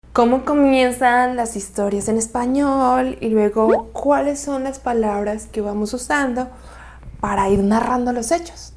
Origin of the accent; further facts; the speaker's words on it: Colombia; soy colombiana